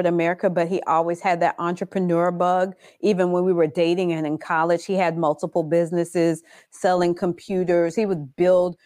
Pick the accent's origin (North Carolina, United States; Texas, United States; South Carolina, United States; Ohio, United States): South Carolina, United States; Orangeburg; also born or lived in Brooklyn, New York; now in Orlando, United States; I was born in Brooklyn, New York, and I was raised in Orangeburg, South Carolina. But I've been in Florida for over 28 years